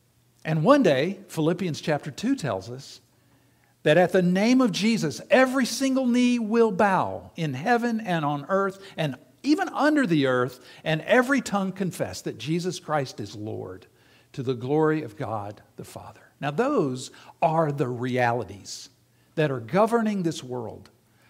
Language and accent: English; South Carolina, United States; my dad owned and operated a radio station in the town that I grew up in South Carolina.